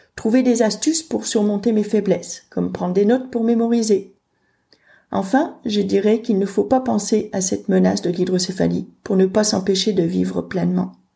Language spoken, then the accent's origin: French; France; Je suis née en France au début des années 1970